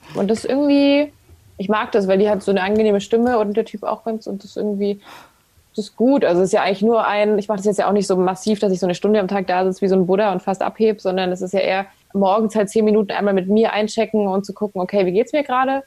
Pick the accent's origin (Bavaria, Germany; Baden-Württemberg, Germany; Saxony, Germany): Baden-Württemberg, Germany; Ravensburg; also born or lived in Hamburg; now in Berlin, Germany; Ich komme ja eigentlich auch aus dem Süden, also aus Ravensburg, Schwabeländle. Ähm, war dann lange in Hamburg und bin jetzt nach Berlin